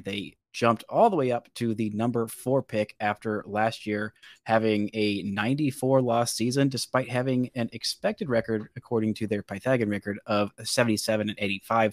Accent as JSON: {"language": "English", "region": "Alabama", "country": "United States", "accent": "occasional Alabama accent", "said": "my occasional Alabama accent"}